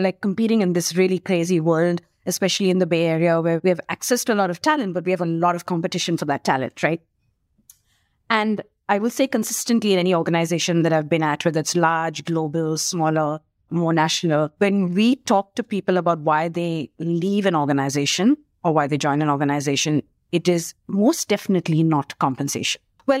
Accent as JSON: {"language": "English", "country": "India", "tie": "born there", "also_born_or_lived": "Singapore / United Kingdom / Australia / New Zealand", "said": "I keep forgetting India because I was born in India, but I didn't actually work in India till I was sent on an assignment to India from Australia."}